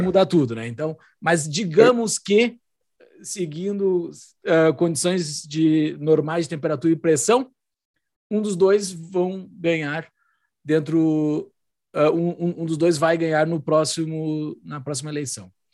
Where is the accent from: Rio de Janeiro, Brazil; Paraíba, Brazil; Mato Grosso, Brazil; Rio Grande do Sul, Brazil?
Rio Grande do Sul, Brazil; Eu que fui criado dentro do ambiente da tradição gaúcha